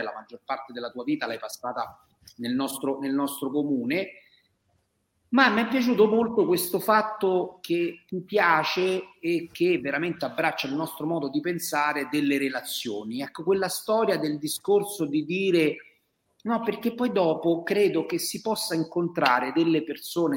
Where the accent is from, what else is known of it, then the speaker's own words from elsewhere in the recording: Mentana, Lazio, Italy; io sono proprio di Mentana. Io F cento ventisette è il mio codice fiscale, quindi io sono stato partorito a mentare. Quindi io posso proprio dire di essere un mentanese verace